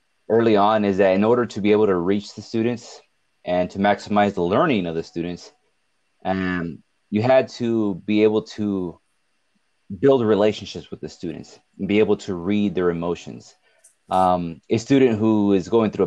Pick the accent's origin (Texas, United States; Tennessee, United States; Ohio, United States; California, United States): California, United States; Richgrove; also born or lived in Bakersfield, California / Fresno, California; I was raised in Richgrove, which is by Delano